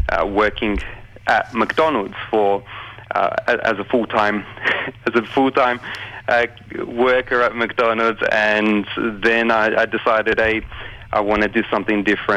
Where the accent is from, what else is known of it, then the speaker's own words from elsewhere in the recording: Australia; I was born here in Australia, grew up under their tutelage